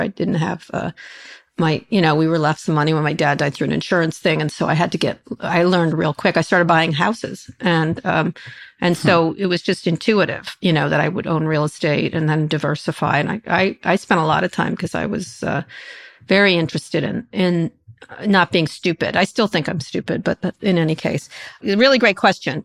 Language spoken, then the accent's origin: English; Princeton, New Jersey, United States; I grew up in Princeton, New Jersey.